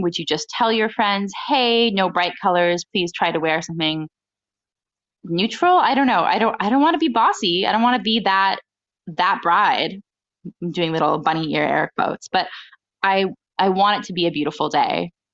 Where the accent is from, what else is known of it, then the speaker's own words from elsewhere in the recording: United States; I'm an American bride